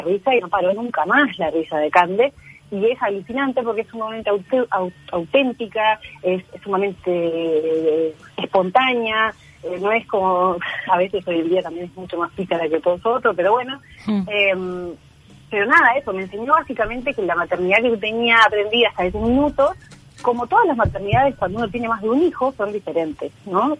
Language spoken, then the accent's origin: Spanish; Uruguay; moved away; also born or lived in Chile; yo soy uruguaya, nací